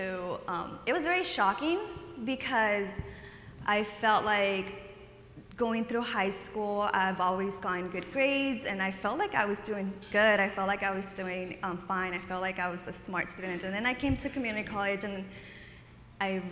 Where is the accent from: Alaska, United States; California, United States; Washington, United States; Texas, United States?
California, United States; San Jose; also born or lived in Oaxaca, Mexico; I'm from here, the Bay Area. I'm from San Jose. I grew up here.